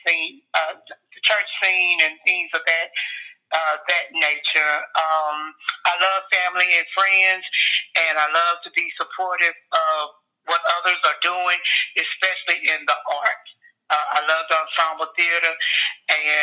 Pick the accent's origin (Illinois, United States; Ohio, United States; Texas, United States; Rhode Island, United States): Texas, United States; Houston; also born or lived in Lake Providence, Louisiana; I was born in Houston, Texas, St. Luke's Hospital. Originally, I thought I was from Lake Providence, Louisiana, until I learned how to read and I read my birth certificate, and it said Houston.